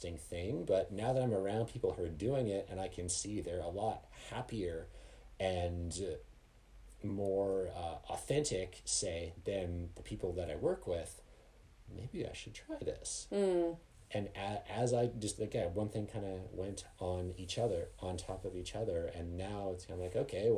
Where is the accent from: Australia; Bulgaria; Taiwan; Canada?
Canada; now in Colorado, United States; I grew up in Canada and here I am working in Colorado